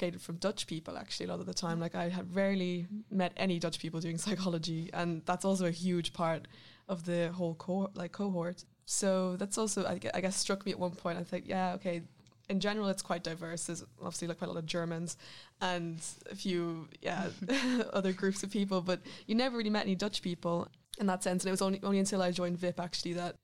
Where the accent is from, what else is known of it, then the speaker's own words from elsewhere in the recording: Ireland; moved away as an adult; now in Netherlands; I'm from Ireland